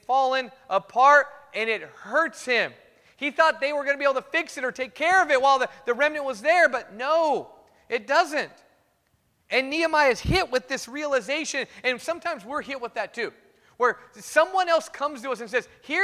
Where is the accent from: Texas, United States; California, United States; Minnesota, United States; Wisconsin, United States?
California, United States; Fresno; I grew up in Fresno